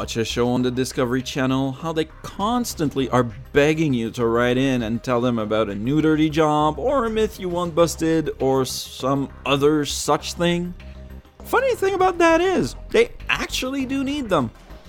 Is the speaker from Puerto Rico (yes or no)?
no; Canada; because I'm Canadian, French-Canadian